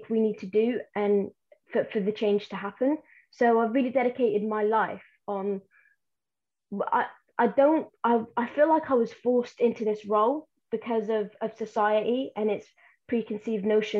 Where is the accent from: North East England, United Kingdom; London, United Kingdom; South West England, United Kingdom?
South West England, United Kingdom; Plymouth; English is a second language; also born or lived in Yemen; I'm from Plymouth